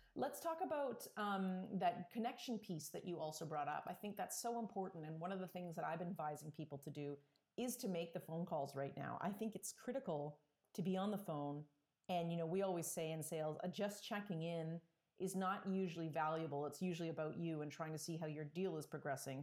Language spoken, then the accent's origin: English; Toronto, Ontario, Canada; I was kind of from the Toronto area